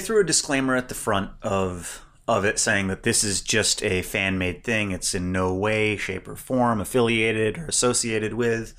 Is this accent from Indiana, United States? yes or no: yes; Indiana, United States; moved away; I grew up initially in Indiana, which is a basketball state.